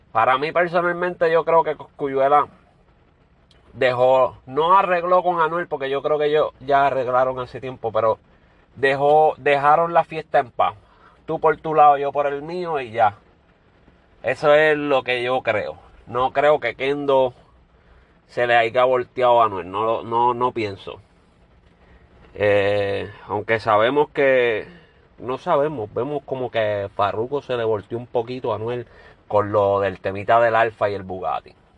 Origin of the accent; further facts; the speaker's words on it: Puerto Rico; Yo soy puertorriqueño